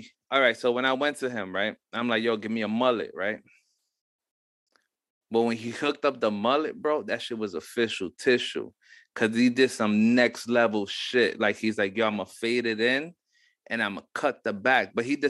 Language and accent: English; Mexico